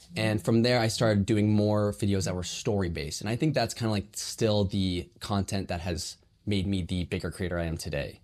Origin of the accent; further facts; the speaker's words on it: Burlingame, California, United States; I'm from San Francisco Bay Area, uh, specifically, like, Burlingame area.